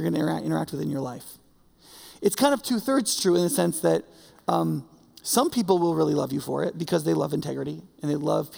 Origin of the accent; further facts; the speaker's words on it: New York, United States; moved away; I'm from New York, the snow belt of New York